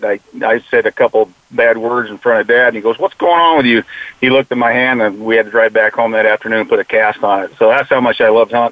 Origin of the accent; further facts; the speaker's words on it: Phoenix, Arizona, United States; born and raised in Phoenix, Arizona, and went to school, like you said, over at Paradise Valley